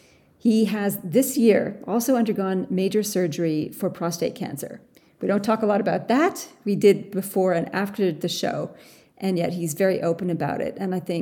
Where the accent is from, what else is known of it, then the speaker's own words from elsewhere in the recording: Canada; now in Australia; I am a Canadian Australian who loves to work with CEOs and teams on the people stuff in leadership.